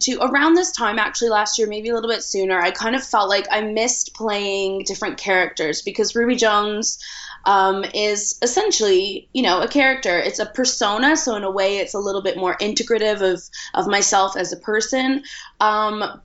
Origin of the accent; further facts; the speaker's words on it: a small town outside Toronto, Ontario, Canada; moved away as an adult; now in London, United Kingdom; I'm originally from Canada, from a small town outside Toronto, but I've been in London for almost 10 years.